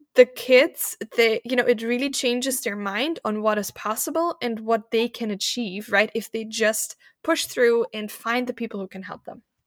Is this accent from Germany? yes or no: yes; Germany; moved away as an adult; also born or lived in Malta; now in Vienna, Austria; I was born in Germany, as you mentioned, in a very German, German environment, right? In a tiny town, everyone was German